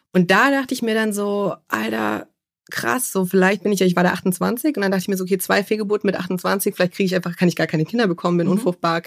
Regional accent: Munich, Bavaria, Germany; ich komme aus München

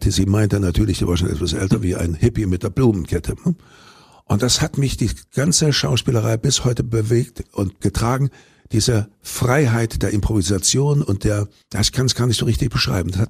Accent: East Berlin, Berlin, Germany; Hallo, ich bin gerade abgehauen, ich komme aus Ostberlin, ich möchte hier.

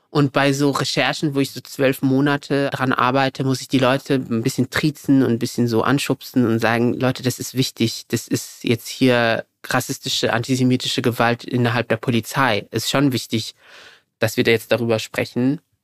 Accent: Morocco; moved away as an adult; now in Germany; weil ich bin ja in Deutschland geboren. Meine Eltern, sogenannte GastarbeiterInnen, sind dann, als ich sieben Jahre alt war, zurück nach Marokko gegangen. Dort bin ich zur Schule gegangen und dann bin ich zum Studium zurück nach Deutschland

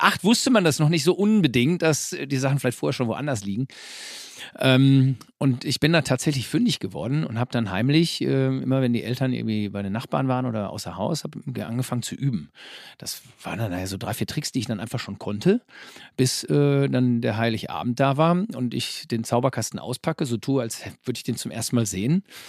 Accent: Herford, North Rhine-Westphalia, Germany; now in Bünde, Germany; derzeit leben wir in Bünde. Das ist also ganz unweit äh, von Herford. Aber wir sind gebürtige Herforder

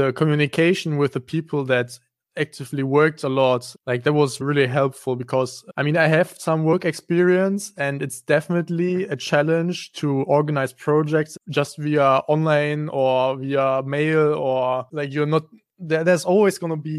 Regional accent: Kleve, North Rhine-Westphalia, Germany; I actually come from Kleve. So I went to school here and I grew up in Kleve.

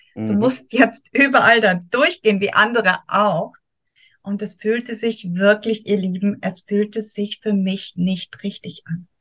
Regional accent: Soest, North Rhine-Westphalia, Germany; moved away as an adult; now in Thurgau, Switzerland; Ich mhm. komme ursprünglich aus Soest

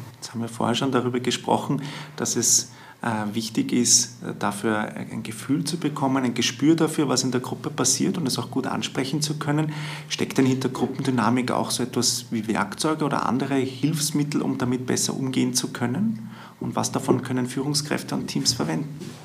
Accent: Vienna, Austria; bei uns in Wien

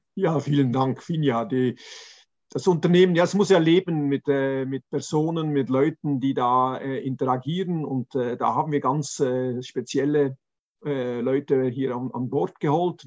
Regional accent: Zurich, Switzerland; ich komme aus Zürich

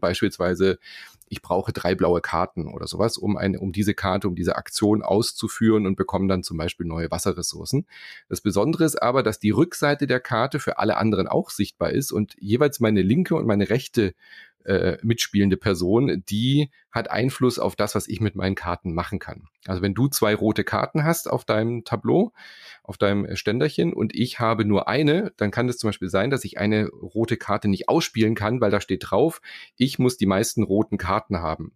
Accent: Germany; hier bei uns in Deutschland

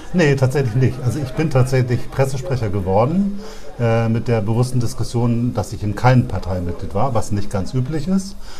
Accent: Bremen, Germany; ich bin totaler Bremer

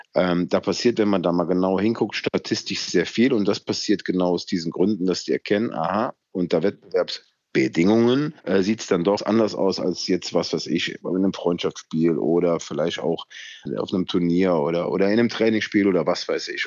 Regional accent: Germany; hier bei uns in Deutschland

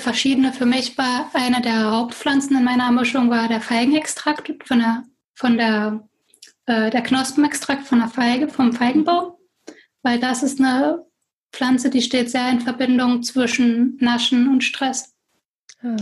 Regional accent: Germany; moved away as an adult; also born or lived in Berlin / Paris / Southern France; now in France; Ich bin in Deutschland geboren und aufgewachsen

